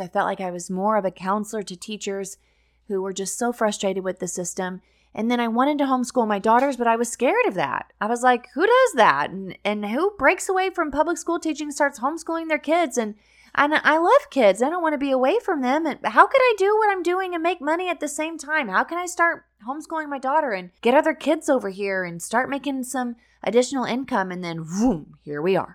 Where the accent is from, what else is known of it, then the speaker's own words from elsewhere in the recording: Missouri, United States; moved away as an adult; now in Florida, United States; I had taught at my hometown in Missouri